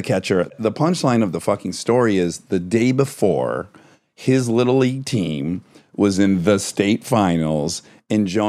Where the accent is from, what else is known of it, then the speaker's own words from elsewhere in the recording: Detroit, Michigan, United States; accent: Detroit; my stupid Detroit accent I can't shake.